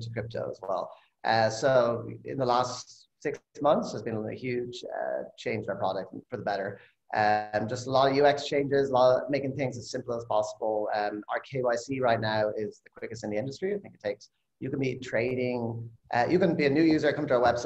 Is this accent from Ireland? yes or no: yes; Ireland; moved away as an adult; now in California, United States; I'm originally from Ireland. I moved to California after grad school, 11 years ago now.